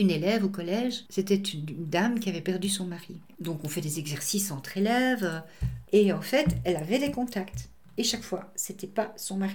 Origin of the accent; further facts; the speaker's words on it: England, United Kingdom; Alors la vision en Angleterre elle est complètement différente de la vision francophone. Chez nous en Angleterre on appelait ça des cercles, des cercles d'aide, rescue circle, et c'était extrêmement pratiqué.